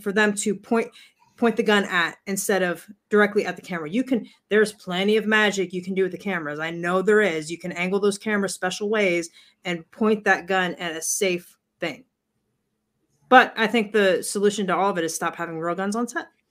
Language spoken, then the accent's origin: English; United States; We as American people